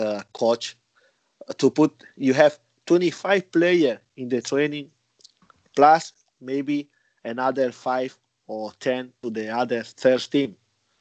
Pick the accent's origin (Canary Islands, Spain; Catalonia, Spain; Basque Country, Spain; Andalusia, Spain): Andalusia, Spain; Almería; English is a second language; moved away as an adult; also born or lived in Madrid; now in China; I'm from Almeria.